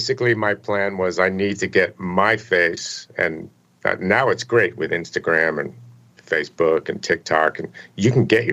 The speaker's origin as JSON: {"language": "English", "region": "New Jersey", "country": "United States", "tie": "born or raised there", "said": "I grew up in New Jersey in the suburbs, pretty much close to where I live now."}